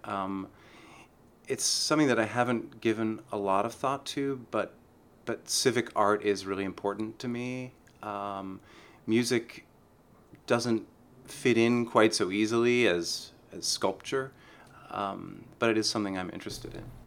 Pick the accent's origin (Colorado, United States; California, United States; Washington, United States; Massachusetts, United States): California, United States; San Francisco; born or raised there